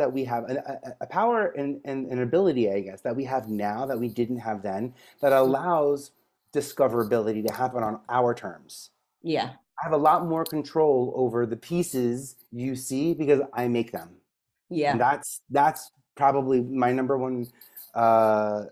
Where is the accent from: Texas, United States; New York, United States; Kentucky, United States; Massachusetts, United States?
New York, United States; especially as a New Yorker